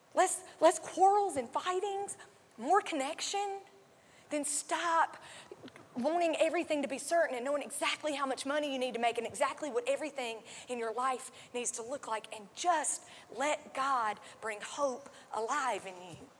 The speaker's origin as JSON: {"language": "English", "region": "North Carolina", "country": "United States", "said": "I am from North Carolina"}